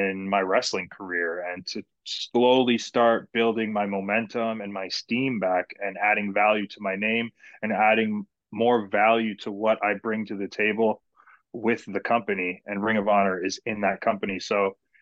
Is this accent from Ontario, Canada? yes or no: yes; Hamilton, Ontario, Canada; my hometown of Hamilton